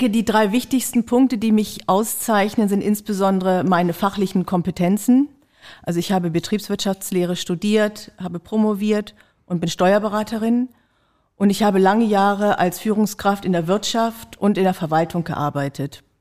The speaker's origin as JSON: {"language": "German", "region": "Lower Saxony", "country": "Germany", "said": "Und ich komme eben ja aus der Region und ich kenne dadurch natürlich auch die Verhältnisse in Barnsdorf."}